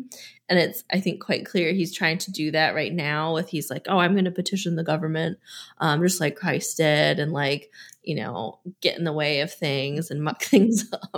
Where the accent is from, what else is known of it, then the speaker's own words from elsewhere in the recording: United States; but also like being American